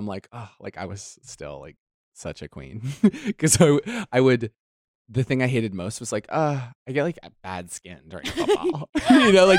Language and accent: English; Idaho, United States; now in New York, United States; I grew up in Idaho, so it's really dry.